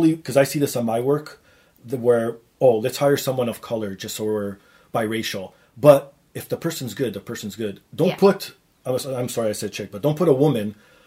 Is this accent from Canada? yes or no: yes; Canada; We're Canadian and proud.